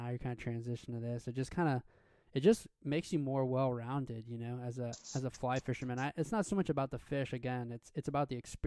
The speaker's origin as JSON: {"language": "English", "country": "United States", "tie": "born or raised there", "also_born_or_lived": "Utah / Colorado / Tennessee", "moved": "as an adult", "lives_now": "Louisiana, United States", "said": "I grew up in Utah and Colorado"}